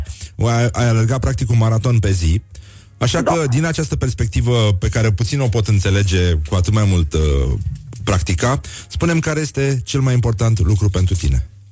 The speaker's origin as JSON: {"language": "Romanian", "town": "Brăila", "region": "Brăila County", "country": "Romania", "said": "eu sunt din Brăila"}